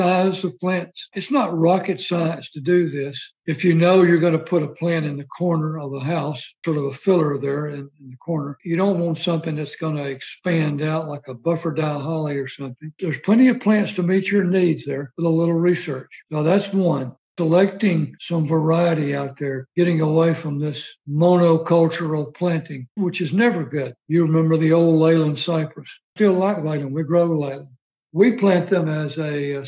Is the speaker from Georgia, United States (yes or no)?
no; Alabama, United States; moved away as an adult; also born or lived in Germany / Maryland; growing up in Alabama